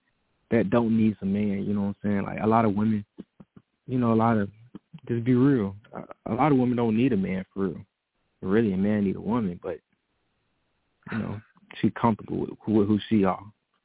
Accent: Virginia, United States; But, yeah, I'm from Virginia. I'm from the VA, 757.

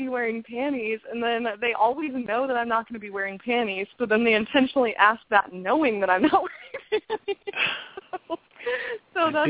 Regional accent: Midwest, United States; I don't know if it's just because I'm from the Midwest, but I'm a little biased

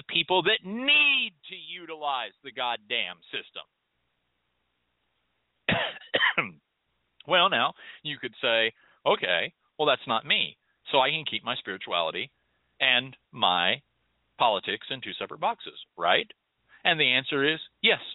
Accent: United States; as Americans

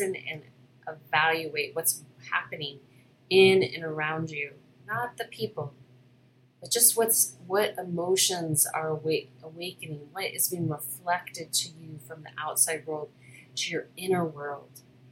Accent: Hawaii, United States; I was born in Hawaii, spent my last life there.

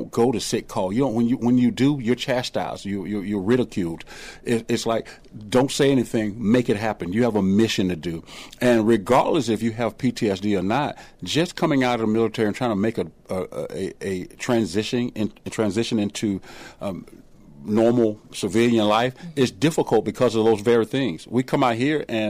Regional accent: the South, United States; I grew up here in the South

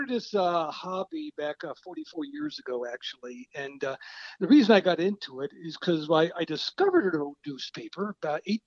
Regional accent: Williamsport, Pennsylvania, United States; also born or lived in Southern California; I am very much from Williamsport, Pennsylvania, born and raised there

